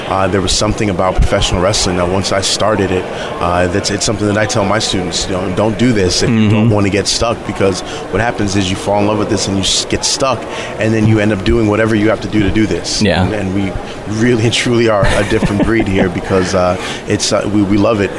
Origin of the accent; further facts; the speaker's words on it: New York City, New York, United States; I was born and raised in New York City